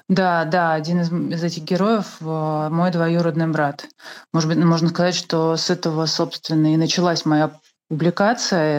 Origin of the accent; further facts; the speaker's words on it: Russia; родилась в России